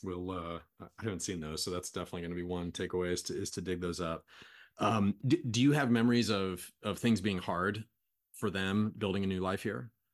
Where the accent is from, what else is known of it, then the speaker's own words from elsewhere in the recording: United States; I'm from kind of a small town in America